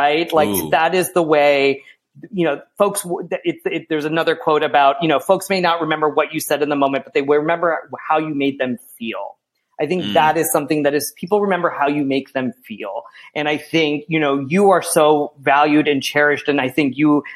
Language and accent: English; United States; accent: American; they recognize me as an American